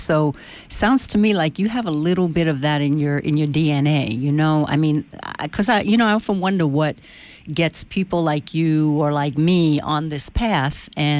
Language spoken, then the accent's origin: English; New York City, New York, United States; I'm from the Bronx.